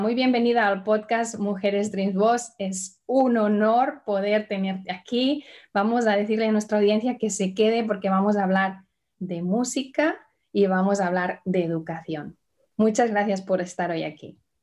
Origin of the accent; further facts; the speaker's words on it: Barcelona, Catalonia, Spain; now in Indianapolis, United States; te hablo desde Indianápolis, pero nací en Barcelona. Y hoy vamos a viajar a mi tierra.